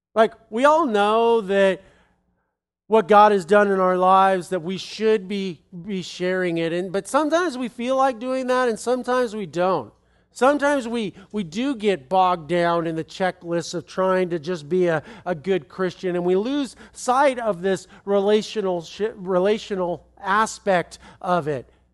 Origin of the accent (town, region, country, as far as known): United States